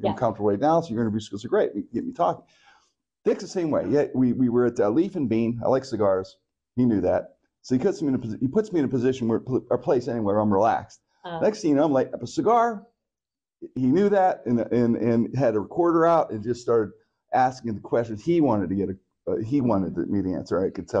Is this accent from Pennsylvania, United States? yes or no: yes; Pittsburgh, Pennsylvania, United States; I'm so happy I grew up in Pittsburgh.